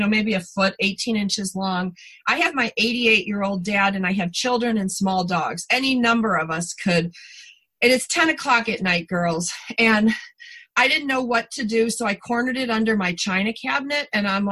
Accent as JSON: {"language": "English", "region": "East Coast", "country": "United States", "tie": "born or raised there", "moved": "yes", "said": "growing up on the East Coast, up near the Canadian border, very moist, very lakey"}